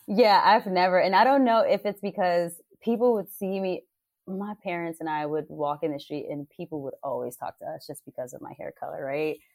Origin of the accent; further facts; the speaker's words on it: New York City, New York, United States; now in Los Angeles, United States; I grew up in Harlem, New York City